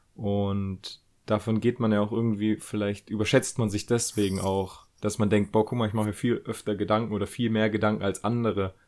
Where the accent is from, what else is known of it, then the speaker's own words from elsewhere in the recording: Germany; wir Deutschen